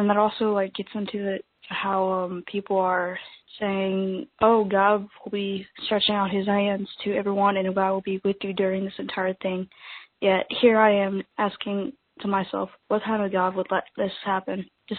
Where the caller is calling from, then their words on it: Louisiana, United States; I'm from Louisiana.